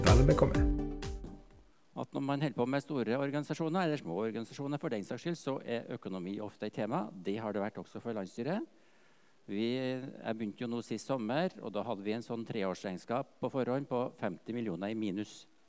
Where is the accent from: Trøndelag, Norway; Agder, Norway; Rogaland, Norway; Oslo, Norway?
Trøndelag, Norway; moved away; Jeg er jo fra Nord-Trøndelag, egentlig. Slekter fra Verdalen, Stiklestad